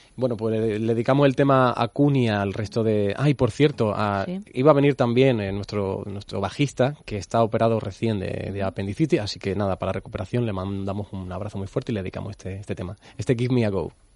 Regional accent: Andalusia, Spain; somos andaluces haciendo música en inglés

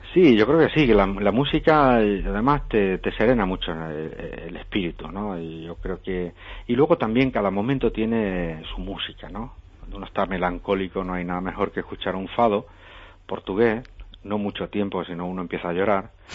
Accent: Extremadura, Spain; yo me considero un extremeño, un extremeño normal, que tengo vocación de servicio por mi tierra

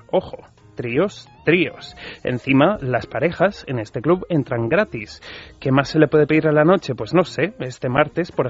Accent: Basque Country, Spain; yo como buen vasco

